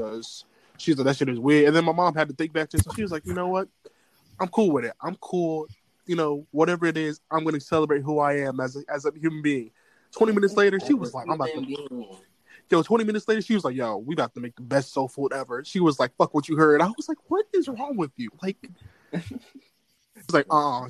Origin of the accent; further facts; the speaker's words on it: United States; I'm from America